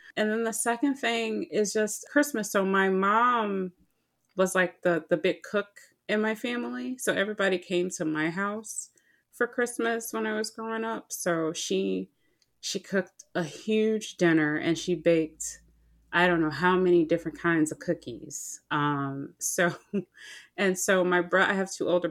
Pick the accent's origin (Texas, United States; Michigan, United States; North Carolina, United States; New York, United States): Michigan, United States; Detroit; I grew up in Michigan, Detroit specifically.